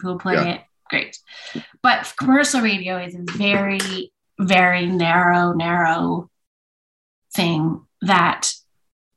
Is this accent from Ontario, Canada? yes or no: no; Vancouver, British Columbia, Canada; now in Edmonton, Canada; I was born in Vancouver